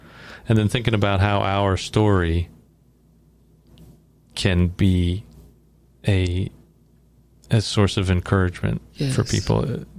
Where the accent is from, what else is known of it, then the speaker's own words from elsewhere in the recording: New York, United States; moved away; I'm from New York originally.